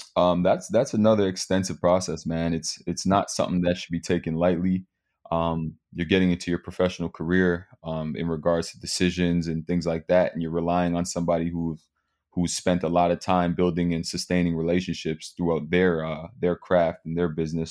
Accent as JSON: {"language": "English", "town": "Mississauga", "region": "Ontario", "country": "Canada", "tie": "born or raised there", "said": "growing up in Mississauga"}